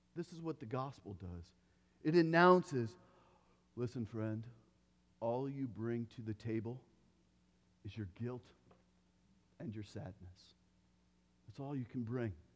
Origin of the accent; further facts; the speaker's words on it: Iowa, United States; When I grew up, I grew up in Iowa.